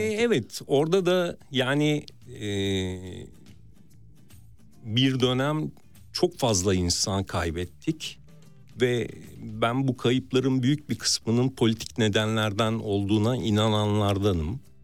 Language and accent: Turkish; Istanbul, Turkey; Ben de Mardin kültürüyle İstanbul'da büyümüş.